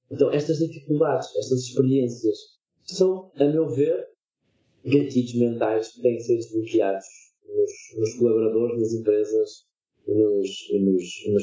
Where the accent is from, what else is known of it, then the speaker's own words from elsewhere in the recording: Lisbon, Portugal; moved away; eu sou lisboeta